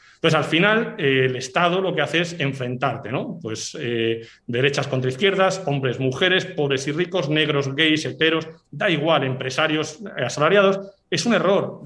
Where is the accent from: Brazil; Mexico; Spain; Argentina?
Spain; Basque Country; yo soy del País Vasco